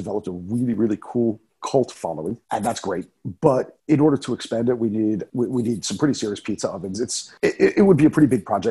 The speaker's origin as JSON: {"language": "English", "region": "New York", "country": "United States", "tie": "born or raised there", "moved": "yes", "lives_now": "Prague, Czech Republic", "said": "what we grew up with back in New York"}